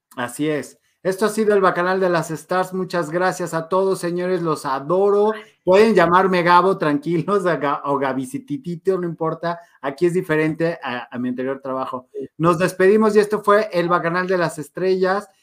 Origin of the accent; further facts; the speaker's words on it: León, Guanajuato, Mexico; León, Guanajuato. No puedo creerlo. De mi tierra santa